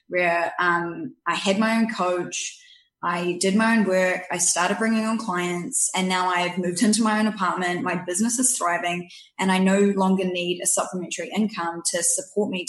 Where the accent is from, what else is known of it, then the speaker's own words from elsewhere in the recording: New Zealand; accent: New Zealand; also born or lived in Canada; now in Victoria, Canada; I was born here, 3 years old, moved to New Zealand, grew up there